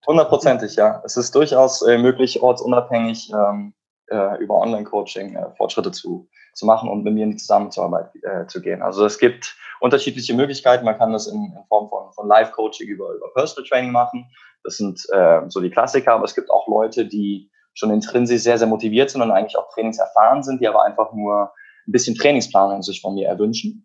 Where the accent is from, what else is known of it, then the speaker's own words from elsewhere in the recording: Cologne, North Rhine-Westphalia, Germany; Ich komme aus Köln